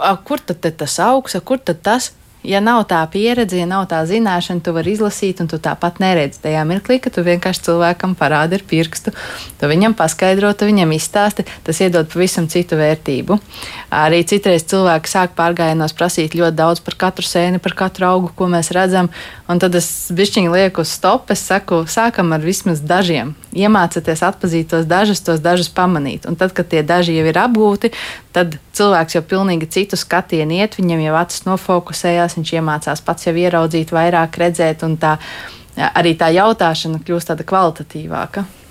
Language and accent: Latvian; Riga, Latvia; es esmu rīdziniece